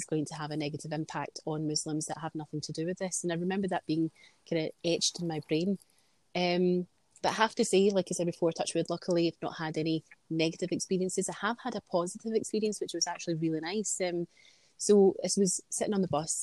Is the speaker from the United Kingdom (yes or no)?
yes; Glasgow, Scotland, United Kingdom; I'm born and brought up in Glasgow. We've lived in Scotland all my life.